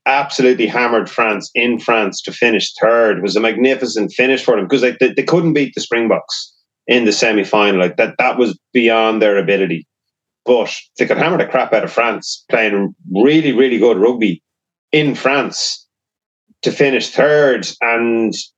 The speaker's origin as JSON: {"language": "English", "country": "Ireland", "said": "being Irish"}